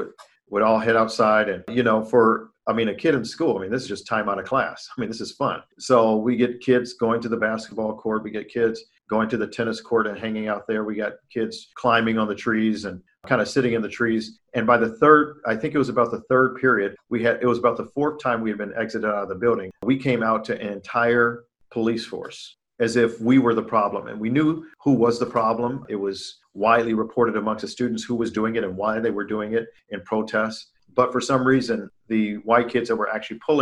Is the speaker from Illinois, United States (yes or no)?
yes; Chicago, Illinois, United States; My origins, I hail from Chicago, Illinois, and I grew up on the South Side